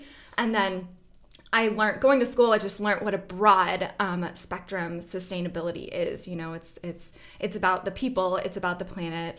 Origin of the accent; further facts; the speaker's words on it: West Coast, Canada; now in Jamestown, United States; I'd never lived out in the Northeast before. I grew up out in on the West Coast in Canada.